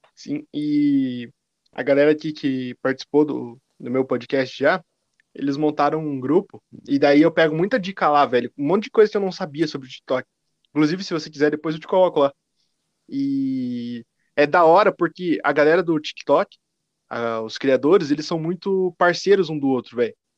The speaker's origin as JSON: {"language": "Portuguese", "town": "Curitiba", "region": "Paraná", "country": "Brazil", "said": "Eu sou de Curitiba"}